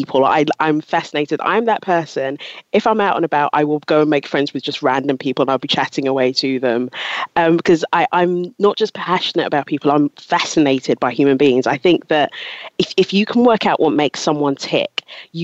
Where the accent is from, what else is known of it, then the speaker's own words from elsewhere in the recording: London, United Kingdom; also born or lived in Ghana / Loughborough; moved here to London when I was 10 and grew up in Southeast London, went to school, went to uni in Loughborough.